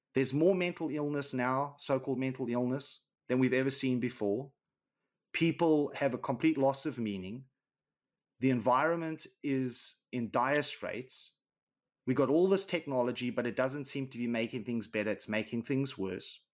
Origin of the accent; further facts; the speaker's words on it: Johannesburg, Gauteng, South Africa; where I grew up in South Africa was on the south side of Johannesburg.